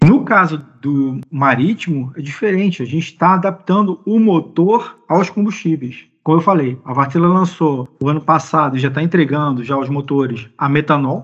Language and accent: Portuguese; Brazil; Como brasileiro